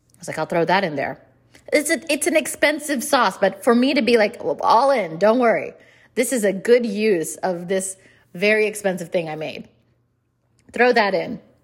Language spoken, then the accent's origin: English; India; I'm Indian